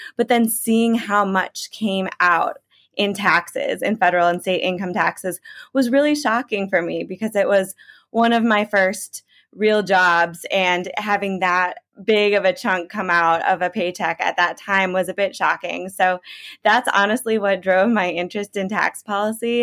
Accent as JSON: {"language": "English", "region": "Illinois", "country": "United States", "tie": "born or raised there", "moved": "yes", "said": "I'm from Illinois originally, grew up there"}